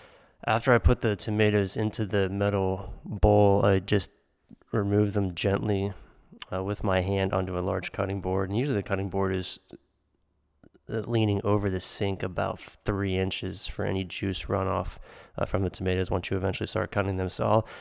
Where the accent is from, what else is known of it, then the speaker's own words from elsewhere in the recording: Pennsylvania, United States; from when I was a kid growing up in Western PA with all of the pizzas in the tomato seeds.